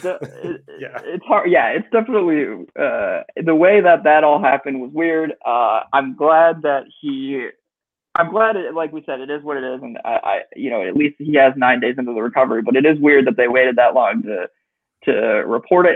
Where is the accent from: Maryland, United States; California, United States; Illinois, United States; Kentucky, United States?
Illinois, United States; Chicago; growing up in Chicago, always a fan